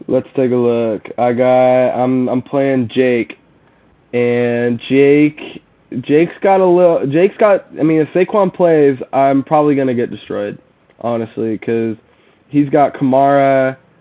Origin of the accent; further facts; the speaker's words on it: Sherwood, Oregon, United States; I'm from Oregon. Uh, I'm from kind of the same area as you were from, uh, Portland area. Um, I went to Sherwood High School